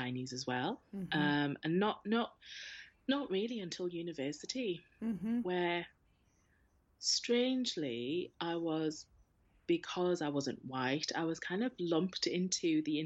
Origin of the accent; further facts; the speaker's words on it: North East England, United Kingdom; during my childhood here, I didn't really feel a strong connection.